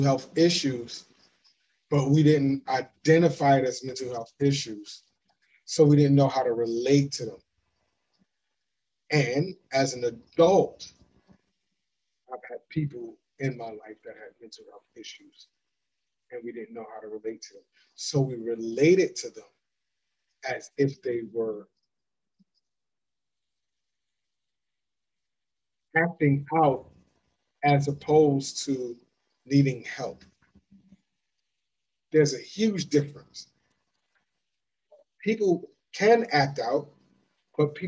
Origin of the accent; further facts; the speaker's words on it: Florida, United States; I grew up in Florida.